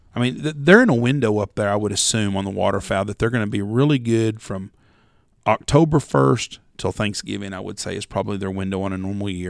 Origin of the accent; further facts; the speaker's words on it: Texas, United States; I'm from Texas